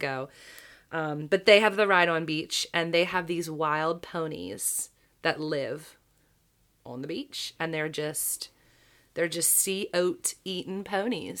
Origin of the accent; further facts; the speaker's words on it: Baltimore, Maryland, United States; my hometown that We are not as scary as our national reputation